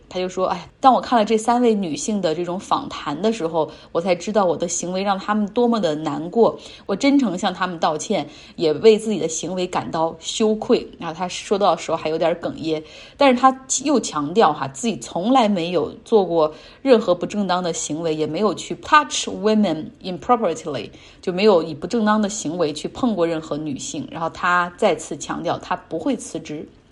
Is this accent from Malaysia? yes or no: no; China; 我们中国人对他有一个更加熟悉的名字哈